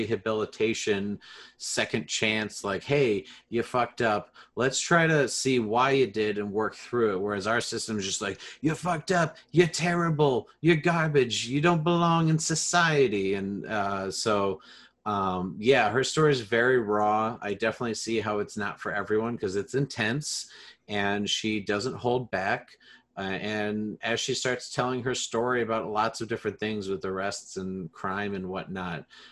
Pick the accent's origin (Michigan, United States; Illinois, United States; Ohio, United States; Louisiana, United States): Illinois, United States; I'm from Illinois